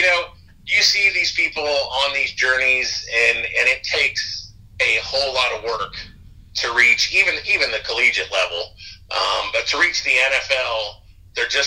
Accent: Florida, United States; I grew up in Florida

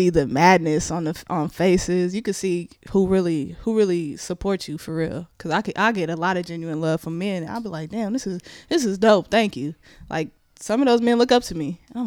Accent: Richmond, California, United States; I'm from Richmond too

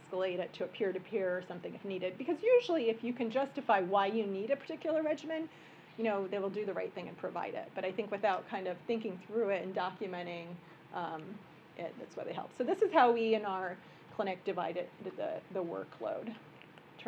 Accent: Midwest, United States; now in New York, United States; I'm a Midwesterner.

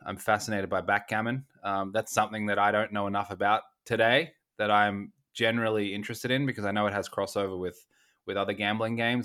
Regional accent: Australia; I grew up in Australia

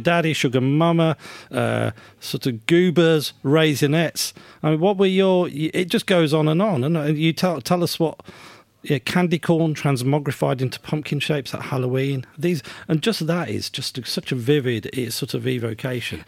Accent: United Kingdom; I'm, I'm British, or at least have grown up in Britain

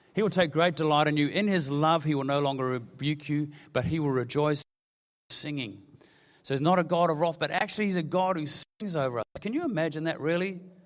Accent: New Zealand; I'm a Kiwi

